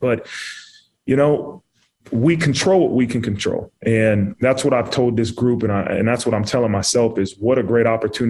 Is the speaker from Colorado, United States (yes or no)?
no; Dayton, Ohio, United States; From Dayton, Ohio, yeah. And I grew up an Ohio State fan.